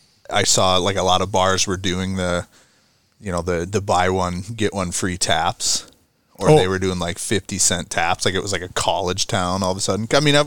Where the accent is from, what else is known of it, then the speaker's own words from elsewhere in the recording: Minnesota, United States; I'm born and raised in Minnesota